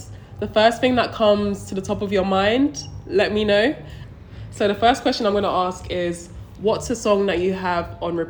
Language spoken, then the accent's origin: English; Nigeria; I'm Nigerian, so it's a point for me.